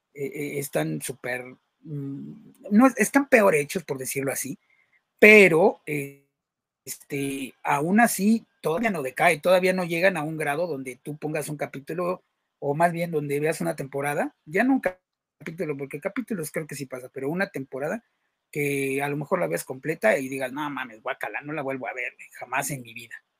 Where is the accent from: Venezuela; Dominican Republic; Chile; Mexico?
Mexico; nosotros que somos mexicanos